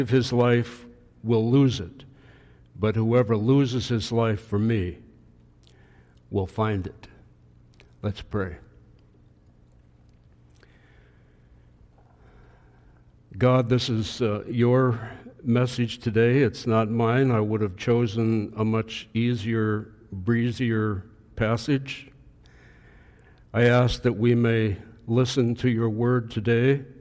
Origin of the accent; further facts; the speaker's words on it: Pennsylvania, United States; When I was a young kid growing up in Pennsylvania